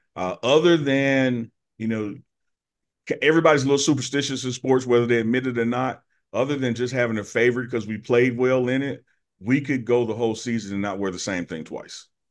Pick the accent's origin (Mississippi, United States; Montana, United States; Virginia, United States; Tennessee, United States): Mississippi, United States; Jackson; moved away as an adult; now in Boulder, United States; my hometown, Jackson, my school, Jackson State